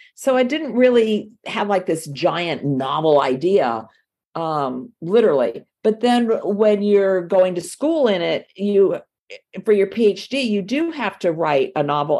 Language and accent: English; Miami, Florida, United States; accent: southern; moved away as an adult; now in North Florida, United States; I was born in Miami and raised in Miami, but I've lived up here, up here in the South uh, most of my adult life